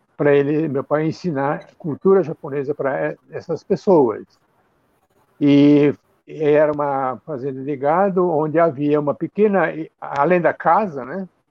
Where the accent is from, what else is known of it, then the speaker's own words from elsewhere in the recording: Campo Grande, Mato Grosso do Sul, Brazil; Eu nasci no Brasil, na cidade de Campo Grande, que na época que eu nasci era capital do estado do Mato Grosso